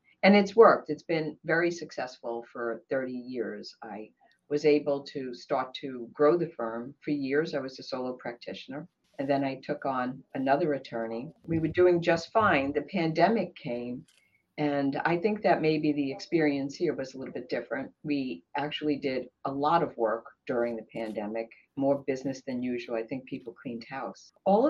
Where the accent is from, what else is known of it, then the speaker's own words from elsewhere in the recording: Brooklyn, New York, United States; now in Maryland, United States; Sure. I came here from Brooklyn, actually. I'm in Maryland.